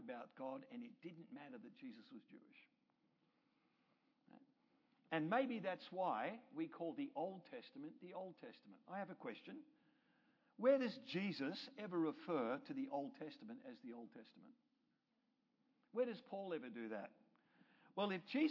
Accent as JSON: {"language": "English", "country": "Australia", "moved": "yes", "lives_now": "Canada", "said": "I'm an Australian and I live in Canada."}